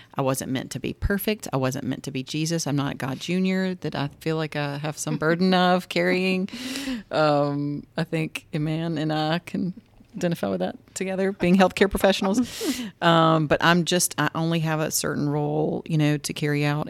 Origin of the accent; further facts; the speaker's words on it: Greensboro, Georgia, United States; I grew up in Greensboro, Georgia, which is only like an hour, hour and fifteen from here